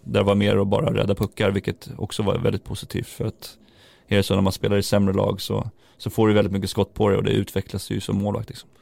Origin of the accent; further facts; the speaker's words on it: Järfälla, Stockholm County, Sweden; Jag kommer från Järfälla som är en liten klubb liksom i Stockholm här